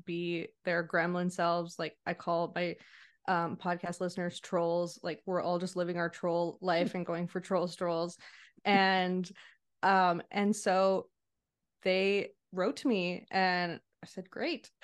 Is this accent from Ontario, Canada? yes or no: no; Montreal, Quebec, Canada; also born or lived in British Columbia; I grew up in Montreal, so that's where I returned to.